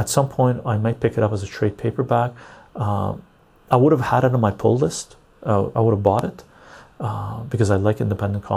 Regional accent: Iran; now in Canada; I'm Armenian from Iran

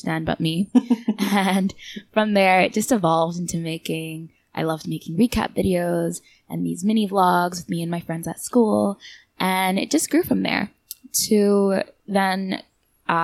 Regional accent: Canada; moved away as an adult; now in Seoul, South Korea; I'm originally from Canada, but I've been living here for about almost 3 years now

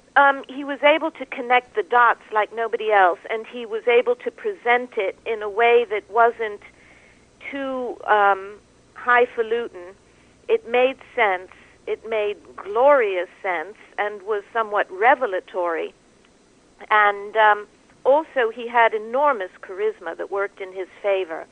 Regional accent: New York, United States; I speak as a New Yorker

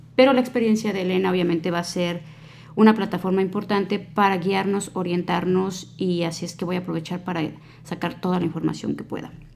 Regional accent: Mexico; now in United States; los que venimos de México

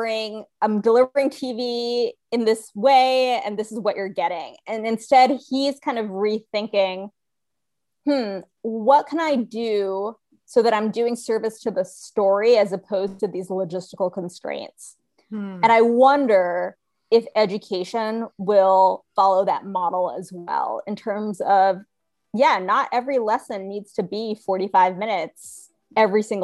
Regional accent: Rhode Island, United States; now in Texas, United States; I grew up in Rhode Island

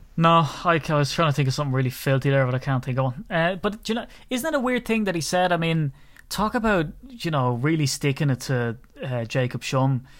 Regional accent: Ireland; a little old Irishman

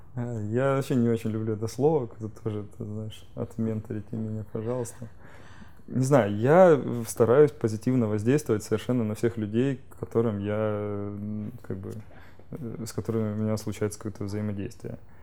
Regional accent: Rostov-on-Don, Rostov Oblast, Russia; я сейчас из Ростова-на-Дону сам

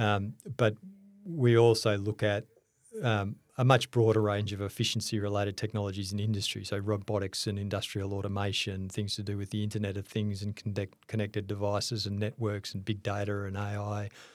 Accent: Melbourne, Victoria, Australia; I grew up in Melbourne.

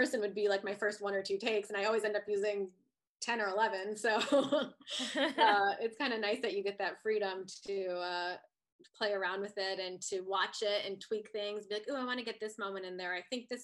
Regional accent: Ohio, United States; moved away; I'm from Ohio

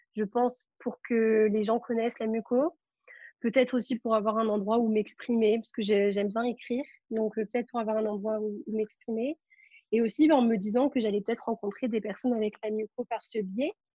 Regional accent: Marseille, Provence-Alpes-Côte d'Azur, France; moi, je suis de Marseille

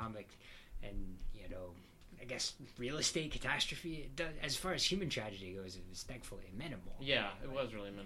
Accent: Texas, United States; born or raised there; moved away

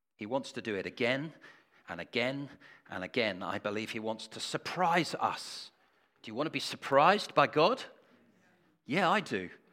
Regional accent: England, United Kingdom; We are so English

